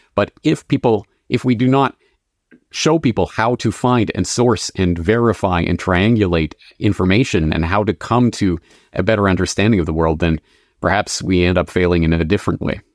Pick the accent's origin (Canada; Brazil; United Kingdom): Canada; moved away as an adult; also born or lived in Dublin, Ireland; now in Japan; I am a Canadian, born and raised